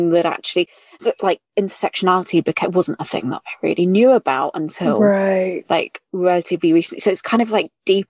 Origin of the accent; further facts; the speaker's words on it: United Kingdom; accent: British; now in London, United Kingdom; I'm British. I am British. I say obviously, I mean, from my accent.